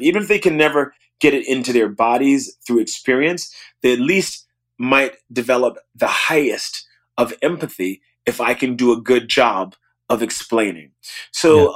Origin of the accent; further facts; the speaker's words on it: New Orleans, Louisiana, United States; I grew up in New Orleans